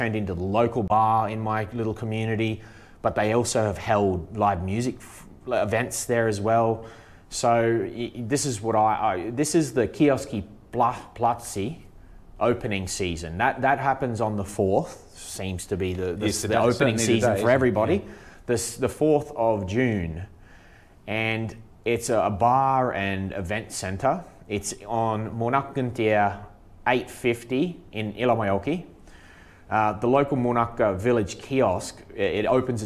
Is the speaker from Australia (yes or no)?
yes; Australia; moved away as an adult; now in Finland; I'm Australian, we come from rugby league